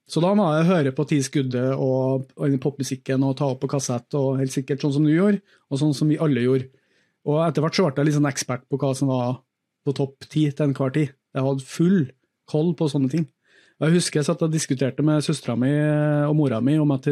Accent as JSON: {"language": "Norwegian", "town": "Grong", "region": "Trøndelag", "country": "Norway", "tie": "born or raised there", "said": "Eh, og glem at jeg er fra Grong akkurat nå. Men jeg vokste opp i Grong. Kommer fra en, en gård"}